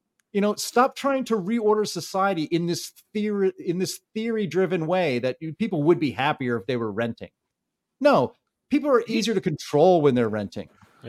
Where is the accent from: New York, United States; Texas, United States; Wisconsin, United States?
New York, United States; New York City; born there; also born or lived in Dayton, United States / Pittsburgh, United States; I was born in New York City, and of course, we had a rented apartment. And then my family owned homes in Dayton, Ohio, and then Pittsburgh.